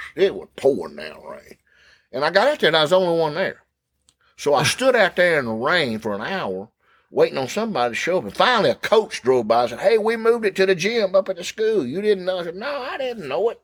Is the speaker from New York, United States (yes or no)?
no; Thomaston, Georgia, United States; When I was growing up in East Thomaston, the Mill Village, we had one policeman